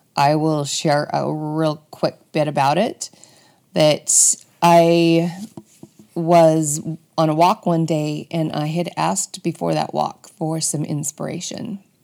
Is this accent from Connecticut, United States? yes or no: no; Bountiful, Utah, United States; I was born and raised in Bountiful, Utah